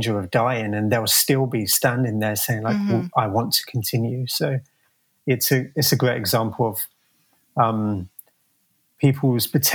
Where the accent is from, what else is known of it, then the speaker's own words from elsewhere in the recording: Croydon, London, United Kingdom; moved away as an adult; now in San Francisco, United States; I grew up in South London. I think it's slightly debatable if I can call it London or not. The city is called Croydon.